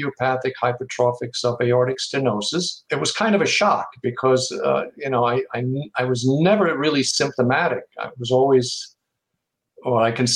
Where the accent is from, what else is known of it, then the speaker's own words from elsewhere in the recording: Germany; now in Howell, United States; I'm originally from Germany